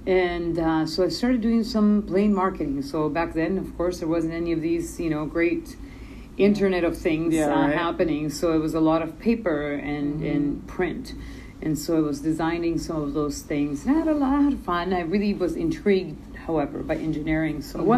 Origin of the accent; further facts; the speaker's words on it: Canada; English is a second language; also born or lived in El Salvador; I was born in El Salvador, Central America. Okay. My parents immigrated to Canada in 1990, and I've been freezing ever since.